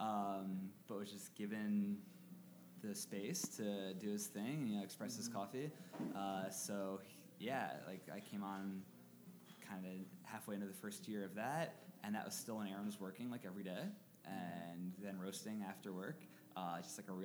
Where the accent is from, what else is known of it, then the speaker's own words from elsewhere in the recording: Harrisburg, Pennsylvania, United States; this is my hometown